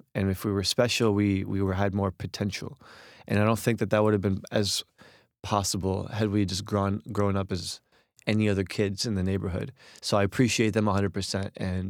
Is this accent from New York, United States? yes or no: no; Jersey City, New Jersey, United States; So the thing about Jersey City specifically is that a lot of Egyptian immigrants end up there because there's a very strong Egyptian, specifically Muslim community.